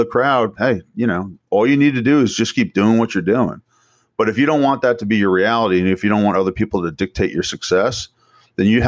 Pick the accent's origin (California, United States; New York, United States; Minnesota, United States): New York, United States; I'm from New York.